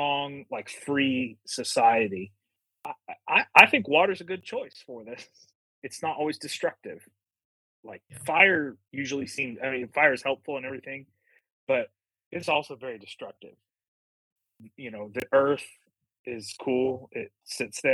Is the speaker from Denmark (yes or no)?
no; South Florida, United States; when I was a kid growing up in South Florida